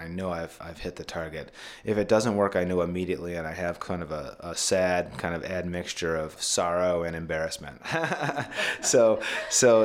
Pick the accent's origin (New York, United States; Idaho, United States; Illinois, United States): Idaho, United States; moved away; I'm from Idaho originally